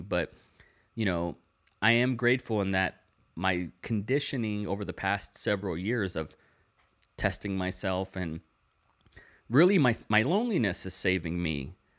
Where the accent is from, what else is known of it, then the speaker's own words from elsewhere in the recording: the Valley, Texas, United States; moved away as an adult; also born or lived in Tulsa, Oklahoma / Dallas, Texas; now in Austin, United States; I was born in Tulsa, Oklahoma, and when I was five, I moved to Dallas. And when I was six, I moved to the Valley, and then I lived there for twenty years.